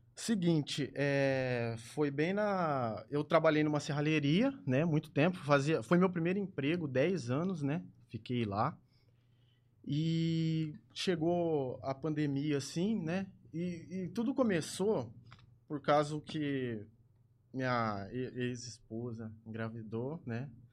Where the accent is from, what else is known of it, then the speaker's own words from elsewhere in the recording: Ribeirão Preto, São Paulo, Brazil; Nascido e criado em Ribeirão